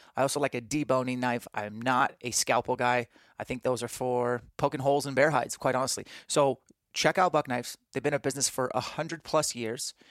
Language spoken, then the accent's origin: English; Spokane, Washington, United States; Spokane, my hometown